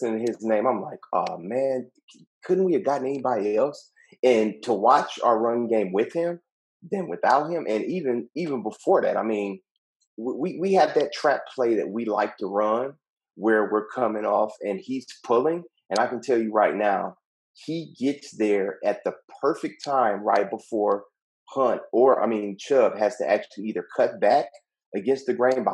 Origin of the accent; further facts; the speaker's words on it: Cleveland, Ohio, United States; I was born and raised in Cleveland, Ohio.